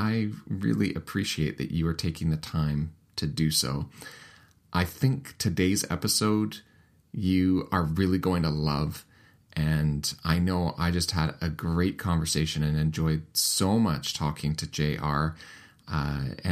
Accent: Canada; I'm Canadian

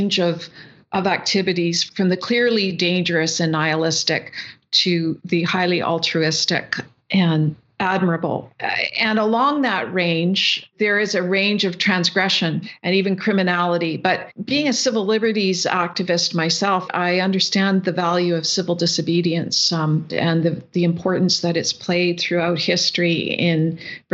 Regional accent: the Canadian Prairies, Canada; coming from the prairies, being a Canadian

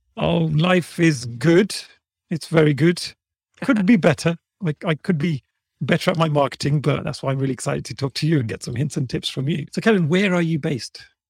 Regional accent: Birmingham, West Midlands, United Kingdom; And I'd say, "From Birmingham."

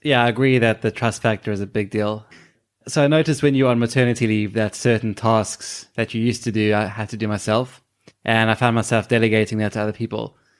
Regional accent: South Africa; moved away; we're immigrants from South Africa

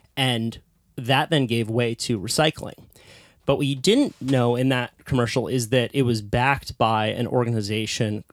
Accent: Santa Cruz, California, United States; I was also born into a hippie little surf town called Santa Cruz

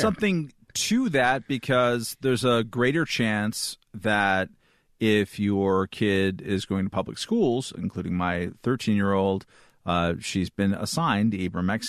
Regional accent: Chumash territory, California, United States; I grew up in Chumash territory

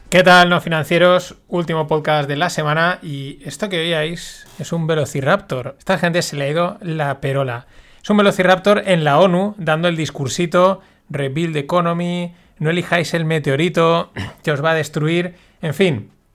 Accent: Spain

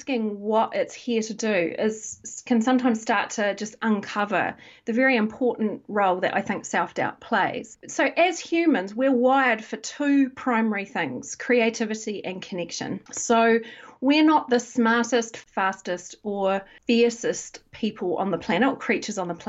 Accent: New Zealand; moved away as an adult; now in United Kingdom; I'm originally from New Zealand, but I've lived in the UK for about 16 years

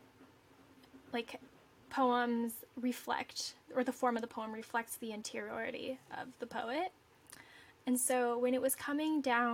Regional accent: Omaha, Nebraska, United States; now in New York City, United States; my hometown

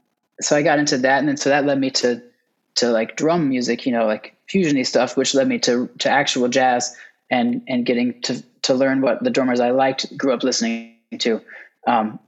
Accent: United States; moved away as an adult; also born or lived in Texas / Oklahoma / Atlanta; now in New York, United States; I grew up in Texas and Oklahoma, actually.

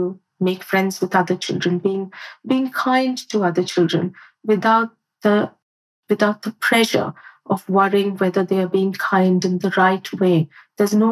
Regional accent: India; now in United Kingdom; I grew up in India, so my education was very different

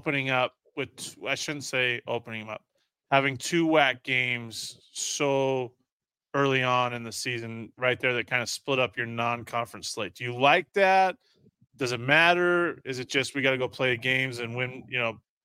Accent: Utah, United States; I'm from Utah

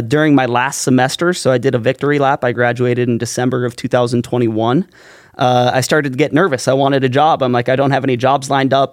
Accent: Valley City, North Dakota, United States; moved away as an adult; now in Grand Forks, United States; grew up in Valley City, came to Grand Forks a lot.

